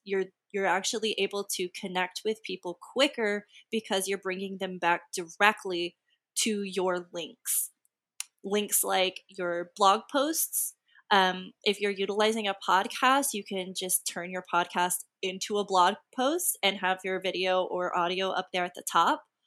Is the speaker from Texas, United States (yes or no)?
yes; Texas, United States; I'm also from Texas.